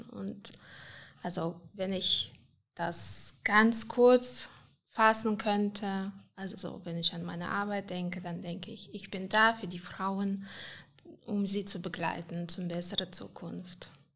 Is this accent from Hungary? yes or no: no; Moldova; German is a second language; moved away as an adult; also born or lived in Cologne, Germany; now in Aachen, Germany; Ich bin in Moldawien geboren, also äh, einfach 1980, das war noch ganz anderes Land, da war noch Sowjetunion